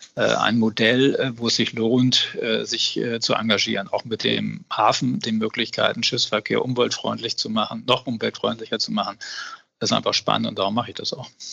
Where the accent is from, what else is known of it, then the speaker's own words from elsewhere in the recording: Hamburg, Germany; als Hamburger, äh, das haben wir beide so verstanden, wir sind Abgeordnete unserer Stadt